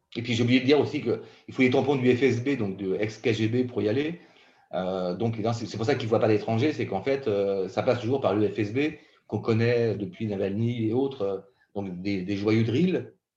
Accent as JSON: {"language": "French", "region": "Brittany", "country": "France", "tie": "born or raised there", "said": "J'ai grandi en Bretagne"}